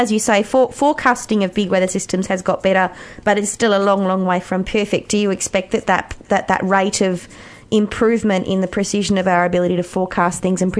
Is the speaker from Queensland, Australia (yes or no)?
yes; Townsville, Queensland, Australia; moved away; I grew up Pascal in Townsville. I've actually just come home from there in Queensland, where we get very, very big cyclones.